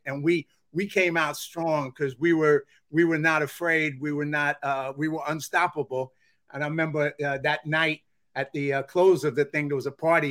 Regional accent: New York, United States; I'm from New York

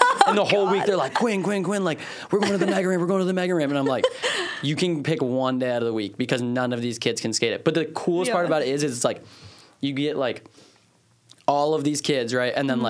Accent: Maryland, United States; growing up in Maryland

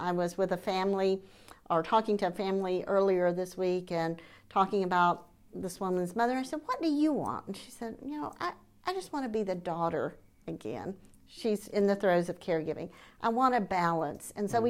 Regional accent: East Tennessee, United States; also born or lived in Nashville; was living in Nashville and working for a nonprofit there. I'm from East Tennessee

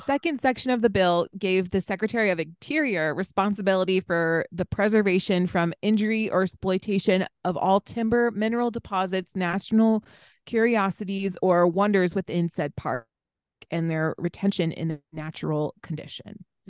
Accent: East Coast, United States; moved away; growing up on the East Coast

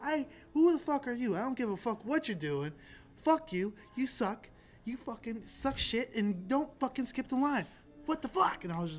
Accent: San Francisco, California, United States; my hometown club, Cobb's

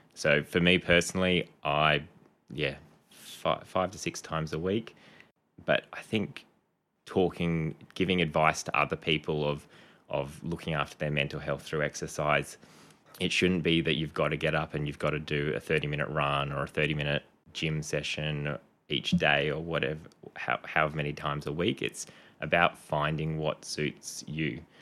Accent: Canberra, Australian Capital Territory, Australia; moved away as an adult; also born or lived in Townsville; now in Gold Coast, Australia; I grew up mostly in Canberra. I was born in Townsville, um, and then when I was six, family moved down to Canberra.

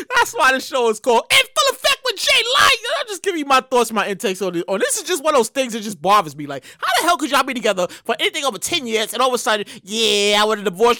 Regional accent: New York City, New York, United States; also born or lived in Queens; I'm from Brooklyn. I, I, live in Queens now, but I miss living in Brooklyn.

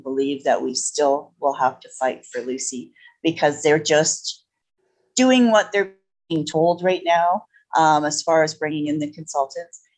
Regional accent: Edmonton, Alberta, Canada; I was from Edmonton

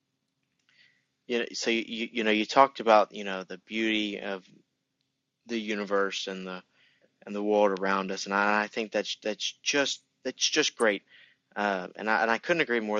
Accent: United States; I'm American

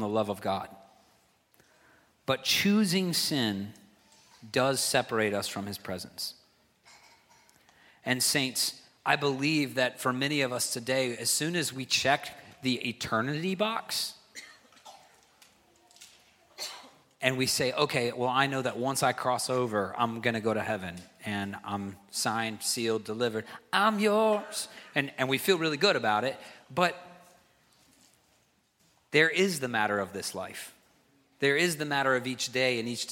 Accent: the South, United States; now in New England, United States; I'm from the South

